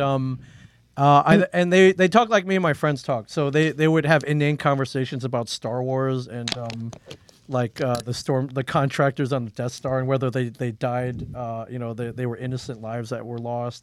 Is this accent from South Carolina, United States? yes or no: no; Euclid, Ohio, United States; moved away; also born or lived in New Jersey; I was born in Euclid, Ohio, which is a suburb of Cleveland